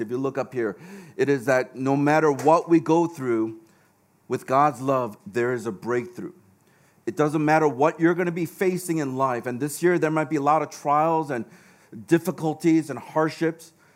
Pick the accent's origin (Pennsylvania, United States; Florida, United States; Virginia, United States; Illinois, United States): Illinois, United States; Chicago; now in Hong Kong; I grew up in Chicago